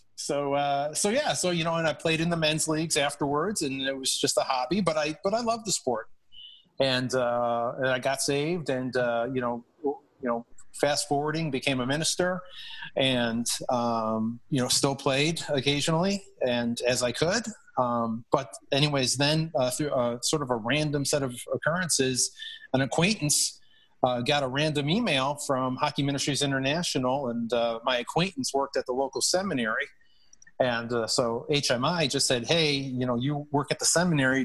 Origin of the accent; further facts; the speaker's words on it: Buffalo, New York, United States; I grew up in Buffalo